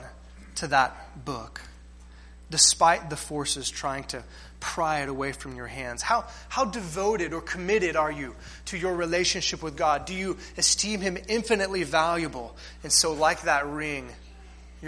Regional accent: Corpus Christi, Texas, United States; We grew up in Corpus Christi, so there was the Gulf

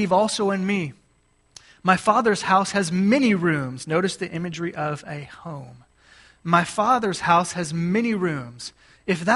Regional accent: Gulf Coast of Texas, United States; moved away; I grew up on the Gulf Coast of Texas

